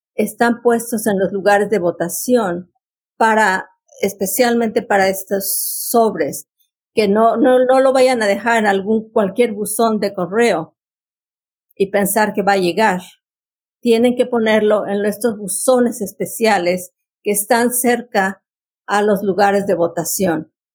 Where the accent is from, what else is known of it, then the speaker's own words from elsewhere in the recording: Mexico; now in Fairfax County, United States; yo soy mexicana y tengo 56 años en este país